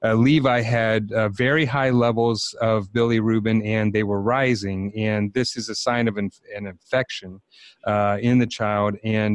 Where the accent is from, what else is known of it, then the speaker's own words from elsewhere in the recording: Georgia, United States; …, and of course we are we're from Georgia